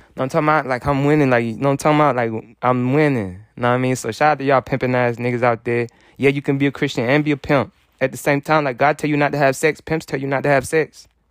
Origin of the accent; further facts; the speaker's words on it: United States; I'm American